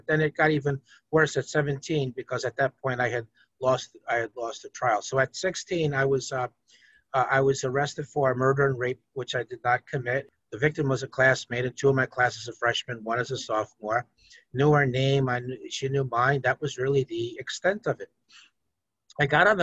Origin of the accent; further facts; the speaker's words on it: Peekskill, New York, United States; I grew up in Peekskill, which is a middle-class, ethnically diverse place.